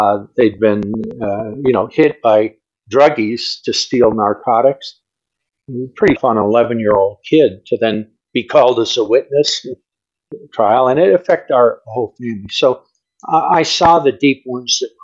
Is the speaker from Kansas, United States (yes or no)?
no; Los Angeles, California, United States; I grew up on Crenshaw Boulevard in L.A.